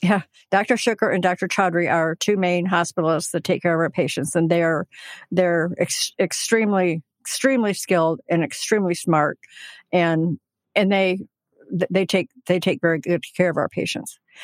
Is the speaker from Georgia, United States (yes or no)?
no; Hillsdale, Michigan, United States; I was born and raised in Hillsdale